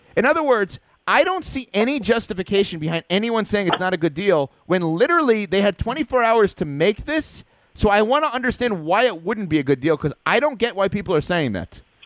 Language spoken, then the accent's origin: English; New York, United States; growing up in New York